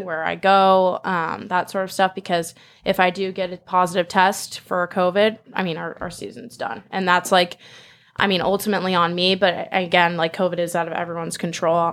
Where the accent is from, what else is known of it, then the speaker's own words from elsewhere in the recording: Manhattan Beach, California, United States; moved away; I'm originally from Manhattan Beach